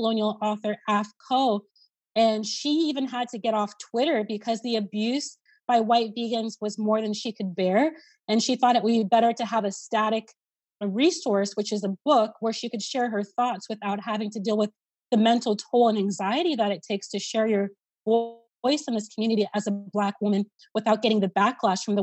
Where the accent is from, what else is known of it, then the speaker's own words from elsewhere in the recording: Columbus, Ohio, United States; Here in my hometown